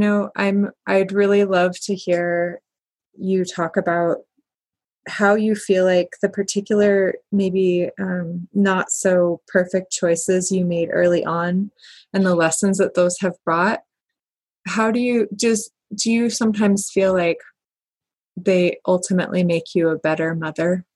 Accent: Kalispell, Montana, United States; I'm from Kalispell

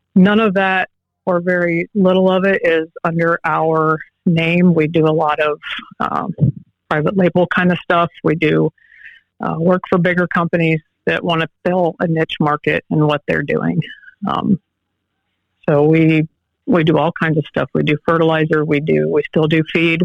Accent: Allen County, Northwest Ohio, United States; I'm from Allen County in Northwest Ohio born and raised here

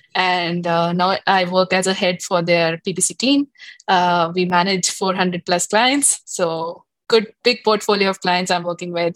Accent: Delhi, India; moved away as an adult; now in Toronto, Canada; I've grown up like studied, worked like in Del- in Delhi, India, uh, and all over India, actually, not just Delhi.

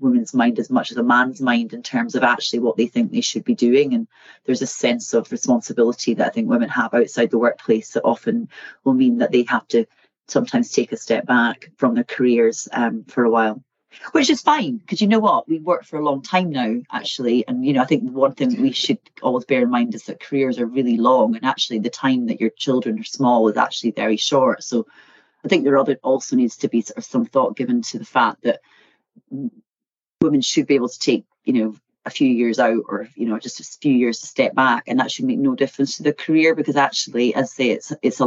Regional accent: Eddleston, Scotland, United Kingdom; So I come from a place called Eddleston, which is very near a place called Peebles, which is about half an hour south of Edinburgh. So I grew up in the countryside

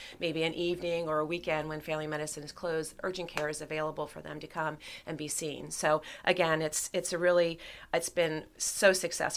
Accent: Reading, Pennsylvania, United States; moved away as an adult; now in Lancaster, United States; I grew up in outside of Reading, Pennsylvania

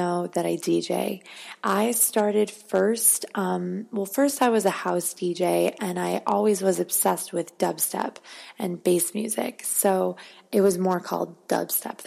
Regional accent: Arizona, United States; now in Los Angeles, United States; I'm from Arizona.

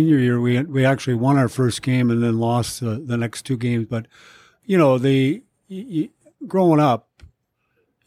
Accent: St. Paul, Minnesota, United States; moved away as an adult; also born or lived in Philadelphia; I lived on Beach Street, which is on the east side, right around the corner from Harding High School

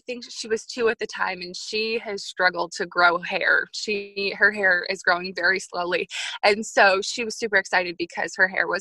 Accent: New York, United States; I grew up in New York

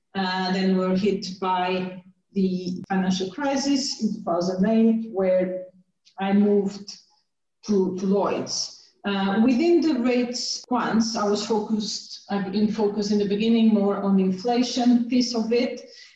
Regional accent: Portugal; moved away as an adult; now in United Kingdom; So how I started my career, I did a degree back in Portugal. I'm from Portugal in applied maths, and then I got a scholarship to study University of Warwick, where I did a master in financial mathematics

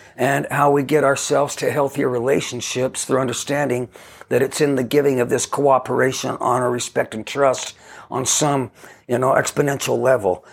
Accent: Ogden, Utah, United States; grew up in a neighborhood of houses in Ogden, Utah

